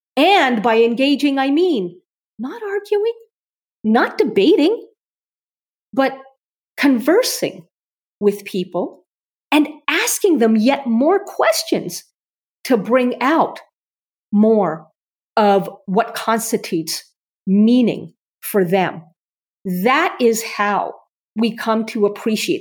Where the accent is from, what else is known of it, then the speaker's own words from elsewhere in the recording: Canada; I'm Canadian